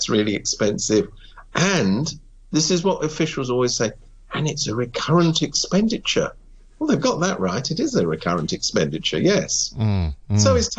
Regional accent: United Kingdom; now in Hong Kong; I come from Britain.

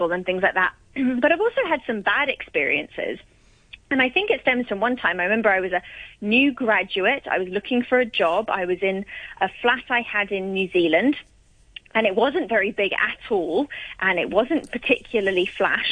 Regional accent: Hong Kong; growing up in Hong Kong

